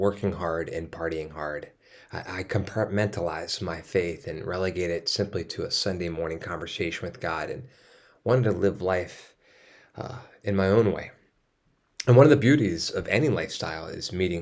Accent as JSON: {"language": "English", "region": "East Coast", "country": "United States", "tie": "born or raised there", "moved": "yes", "said": "I grew up on the East Coast"}